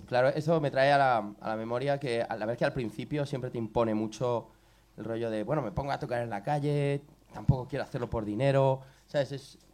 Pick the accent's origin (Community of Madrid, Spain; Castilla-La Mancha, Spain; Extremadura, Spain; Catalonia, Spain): Community of Madrid, Spain; Colmenar Viejo; somos de Colmenar Viejo, es nuestro pueblo, nacimos allí